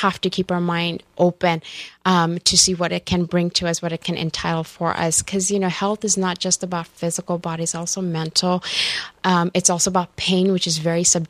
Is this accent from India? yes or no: yes; India; moved away; growing up in India